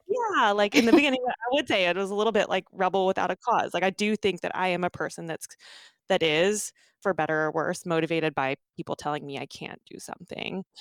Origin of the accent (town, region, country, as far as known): Redding, California, United States; born or raised there; also born or lived in Omaha, Nebraska